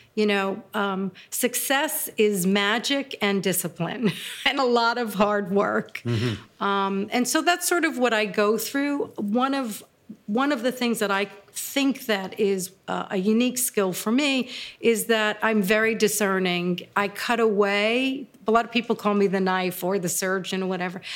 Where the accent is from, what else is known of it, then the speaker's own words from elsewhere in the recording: New York City, New York, United States; I grew up in Brooklyn